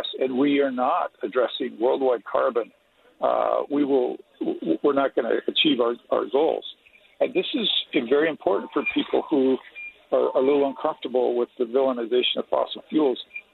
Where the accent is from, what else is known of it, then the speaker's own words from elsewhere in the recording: East Millcreek, Utah, United States; I grew up in East, Mill Creek